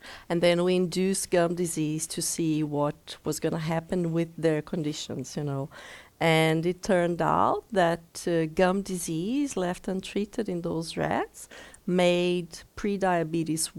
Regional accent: Brazil; moved away as an adult; also born or lived in Denmark / South Africa; now in Greyton, South Africa; the first opportunity I had to leave my home state in Brazil, I did.

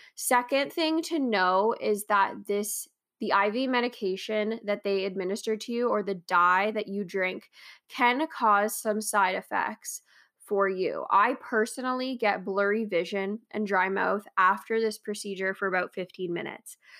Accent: Canada

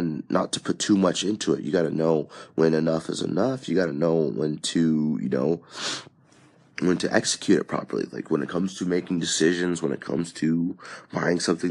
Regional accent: California, United States; now in Texas, United States; I am from California normally

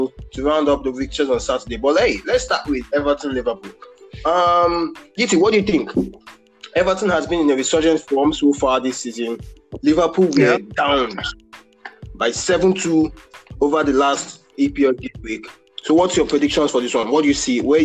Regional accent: Nigeria; As a Nigerian

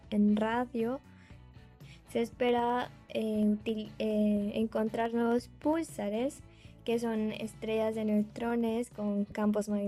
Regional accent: Chiapas, Mexico; now in Manchester, United Kingdom; tengo 26 años de edad, soy originaria del estado de Chiapas y actualmente me, encuentro cursando el primer año de doctorado en la Universidad de Manchester en Inglaterra.

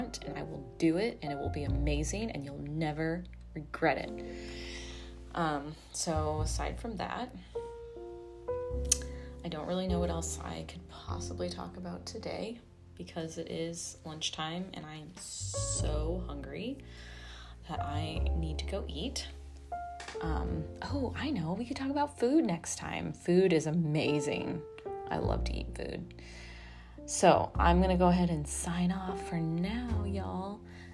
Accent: Arizona, United States; now in Austin, United States; My home state is Phoenix or Arizona

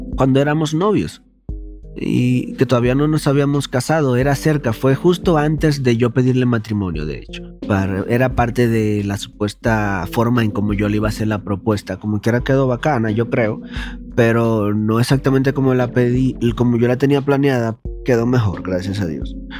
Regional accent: Dominican Republic; moved away; En mi país le decimos caco pelado

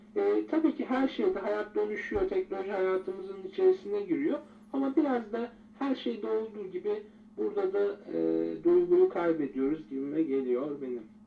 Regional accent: Turkey

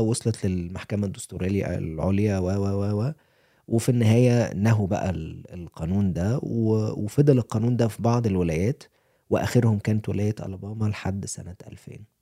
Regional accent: Cairo, Cairo Governorate, Egypt; moved away as an adult; also born or lived in Atlanta, United States; now in Colorado, United States; انا كواحد جاي من القاهره

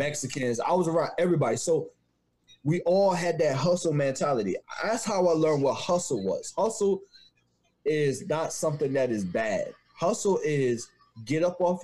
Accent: Trinidad & Tobago; moved away; I'm from the West Indies

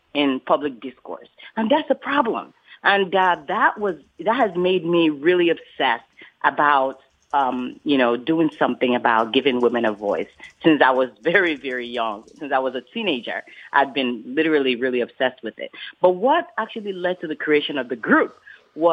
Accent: Lagos, Nigeria; moved away; I grew up in Nigeria, in Lagos, Nigeria

